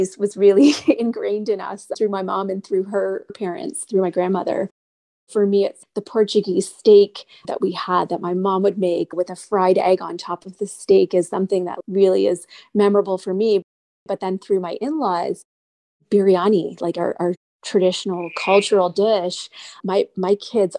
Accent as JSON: {"language": "English", "town": "Newmarket", "region": "Ontario", "country": "Canada", "tie": "born or raised there", "said": "having been born and raised in Canada, I was very Canadian"}